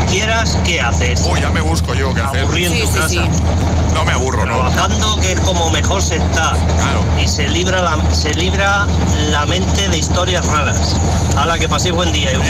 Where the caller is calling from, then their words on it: Granada, Andalusia, Spain; de Granada